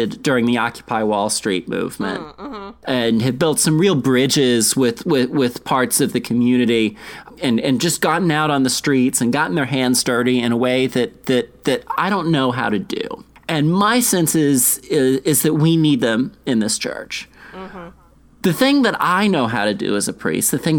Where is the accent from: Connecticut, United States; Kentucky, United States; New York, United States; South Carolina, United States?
South Carolina, United States; moved away; I grew up in South Carolina, and I grew up in a place where racism, whether directly or indirectly, was implicit in the culture